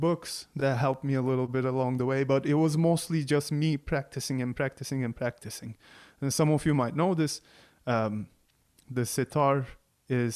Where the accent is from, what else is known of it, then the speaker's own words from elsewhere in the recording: Turkey; English is a second language; moved away as an adult; growing up in Turkey